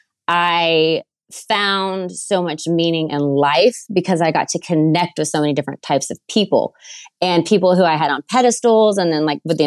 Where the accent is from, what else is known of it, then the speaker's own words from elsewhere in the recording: Waco, Texas, United States; moved away; I was from Waco, Texas. I grew up in a great family and it was a smaller town then